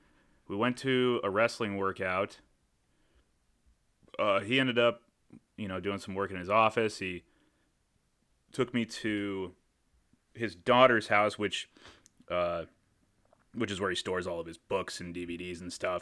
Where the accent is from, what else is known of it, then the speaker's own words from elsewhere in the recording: Iowa City, Iowa, United States; I grew up in Iowa City.